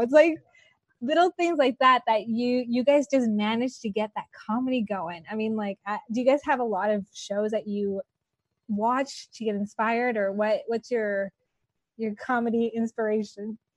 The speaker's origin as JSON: {"language": "English", "town": "Los Angeles", "region": "California", "country": "United States", "tie": "born or raised there", "said": "I grew up here in Los Angeles"}